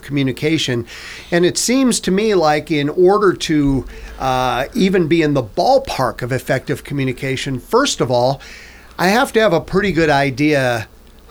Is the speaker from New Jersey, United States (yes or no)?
no; Nebraska, United States; I grew up in Nebraska